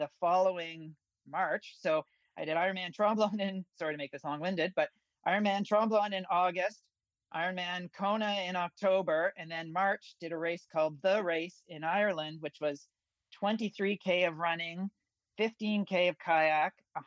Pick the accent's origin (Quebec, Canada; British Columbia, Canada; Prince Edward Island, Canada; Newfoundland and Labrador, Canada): Newfoundland and Labrador, Canada; moved away as an adult; also born or lived in Halifax / Toronto; now in Ontario, Canada; my hometown in Newfoundland